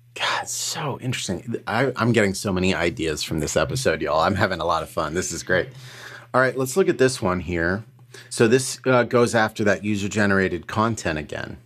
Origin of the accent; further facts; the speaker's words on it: Colorado, United States; I grew up in Colorado